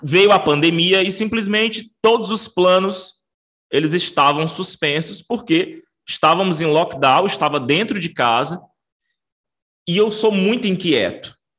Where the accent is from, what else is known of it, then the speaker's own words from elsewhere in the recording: Maranhão, Brazil; also born or lived in Rio Grande do Sul / Belém, Pará; eu sou maranhense e estou na cidade de Imperatriz, que é a segunda maior cidade do estado do Maranhão